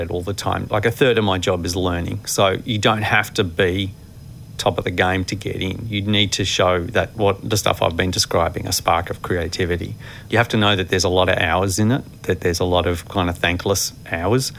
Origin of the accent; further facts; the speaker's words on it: Mulgrave, Victoria, Australia; growing up in Mulgrave